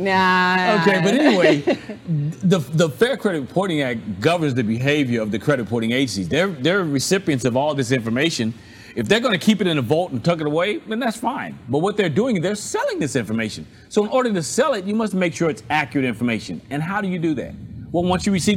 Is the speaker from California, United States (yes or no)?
no; Excelsior Springs, Missouri, United States; now in St. Petersburg, Florida, United States; I'm originally from Missouri, so the show me state